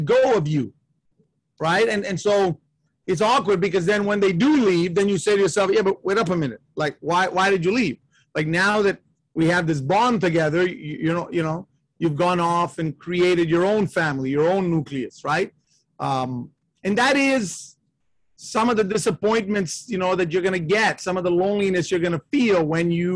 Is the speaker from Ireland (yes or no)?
no; Canada; I'm the son of Italian immigrants. I was born in Canada, and I'm an only child